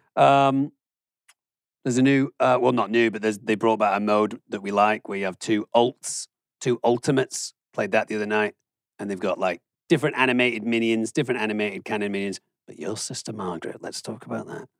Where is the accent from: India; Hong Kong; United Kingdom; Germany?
Germany; now in United States; I grew up in Germany where they do centigrade, and then I had to move to the United States where they do Fahrenheit